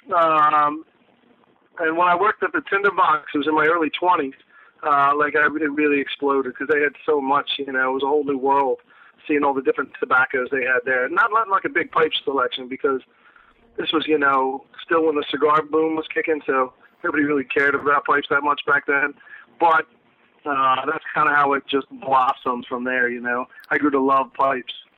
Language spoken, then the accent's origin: English; New Jersey, United States; also born or lived in Philadelphia, Pennsylvania; I've been in South Jersey most of my life